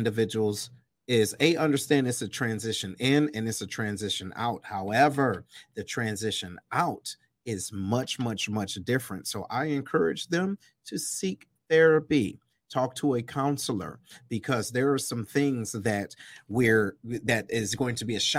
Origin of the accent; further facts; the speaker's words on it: Detroit, Michigan, United States; moved away as an adult; I'm originally from Detroit, east side of Detroit